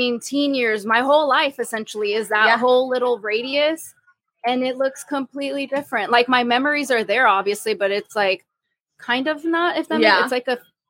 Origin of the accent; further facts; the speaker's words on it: Fort Worth, Texas, United States; So I grew up right by TCU.